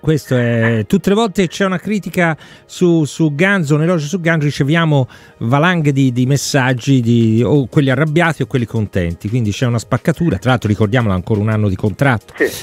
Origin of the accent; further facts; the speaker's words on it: Florence, Tuscany, Italy; da fiorentino